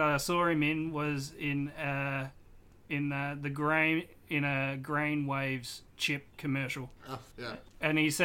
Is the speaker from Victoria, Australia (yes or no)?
yes; Swan Hill, Victoria, Australia; my hometown of Swan Hill